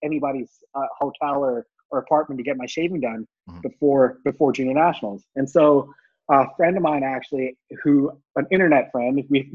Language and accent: English; India; born there; I was born in India, and I'm of Indian descent